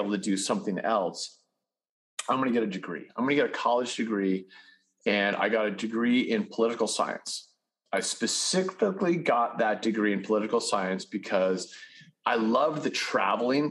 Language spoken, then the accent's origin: English; Winchester, Massachusetts, United States; moved away as an adult; also born or lived in Utah; I was raised in suburban Massachusetts, a little town called Winchester